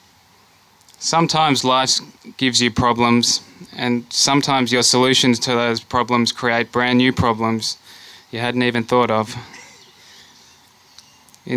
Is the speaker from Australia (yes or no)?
yes; Australia; also born or lived in Germany / Melbourne, Australia; As an Australian